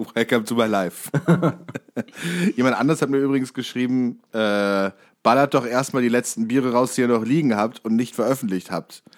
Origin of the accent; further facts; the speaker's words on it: Warburg, North Rhine-Westphalia, Germany; moved away; bei mir aus der Heimat